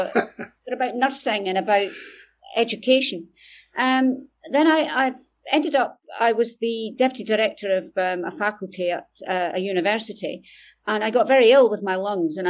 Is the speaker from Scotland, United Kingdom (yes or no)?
yes; Dundee, Scotland, United Kingdom; I'm from Dundee in Scotland, as you can probably tell from my accent